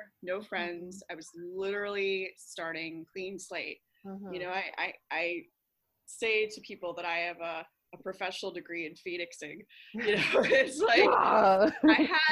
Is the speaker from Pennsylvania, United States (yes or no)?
yes; Pennsylvania, United States; moved away as an adult; now in Hong Kong; I grew up in Pennsylvania. I'm a country girl